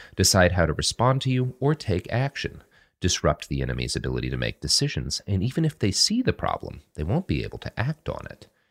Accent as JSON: {"language": "English", "region": "the Bible Belt", "country": "United States", "tie": "born or raised there", "said": "As a child growing up in the Bible Belt"}